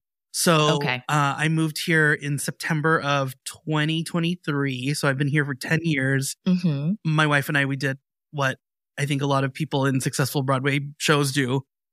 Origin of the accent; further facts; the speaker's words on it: Philippines; now in New York, United States; They're usually like, oh, you're Filipino, right? And that's, yeah, absolutely. Yes, I am. Mm-hmm. But when I lived in Brooklyn, when I first moved to New York, mm-hmm. I lived in Sunset Park.